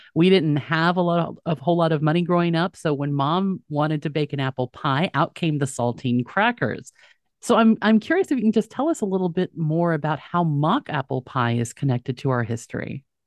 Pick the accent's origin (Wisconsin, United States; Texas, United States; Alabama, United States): Texas, United States; where I grew up in Texas